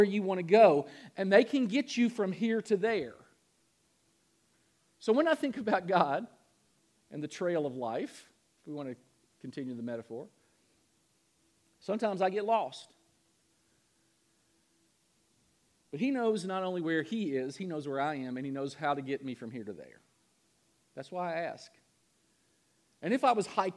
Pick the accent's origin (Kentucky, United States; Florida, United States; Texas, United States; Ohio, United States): Kentucky, United States; moved away; Louisville, Kentucky, back in my home state